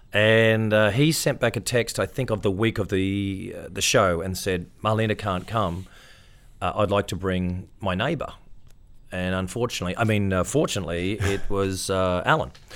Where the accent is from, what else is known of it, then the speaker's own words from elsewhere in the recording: Queensland, Australia; I'm a Queenslander